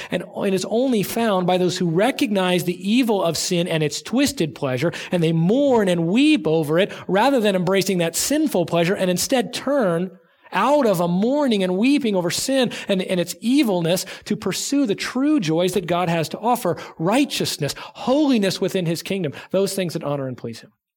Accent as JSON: {"language": "English", "region": "Southern California", "country": "United States", "tie": "born or raised there", "moved": "yes", "said": "I grew up in Southern California"}